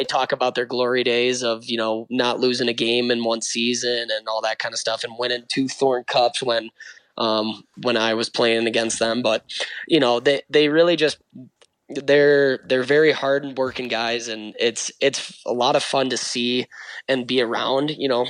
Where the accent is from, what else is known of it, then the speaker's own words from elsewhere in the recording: Utah, United States; I grew up really quick in Utah, understanding like, hey, this is the real world.